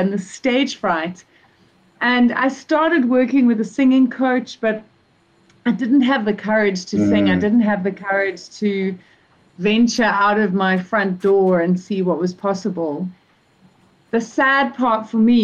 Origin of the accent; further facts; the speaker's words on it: South Africa; also born or lived in Zimbabwe; I was born in Zimbabwe, actually, so a neighboring country. And I've been living in South Africa since I was 5.